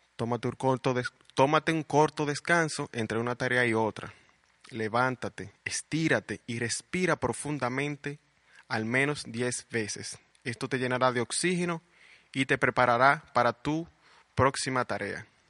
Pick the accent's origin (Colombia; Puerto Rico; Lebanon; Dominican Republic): Dominican Republic; Puerto Plata; also born or lived in Santo Domingo / Santiago; Nací en Santo Domingo, pero mis padres me llevaron a vivir a Puerto Plata a la edad de dos años. O sea que soy totalmente puertoplateño.